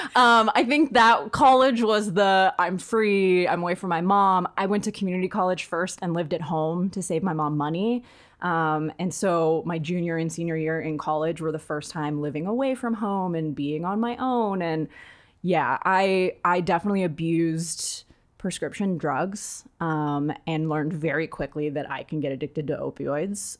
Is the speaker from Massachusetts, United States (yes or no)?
no; East Bay, California, United States; also born or lived in Santa Barbara; We lived in a really w, white, really rich neighborhood growing up in the East Bay